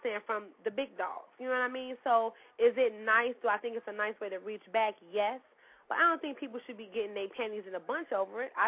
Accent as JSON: {"language": "English", "town": "Chicago", "region": "Illinois", "country": "United States", "tie": "born or raised there"}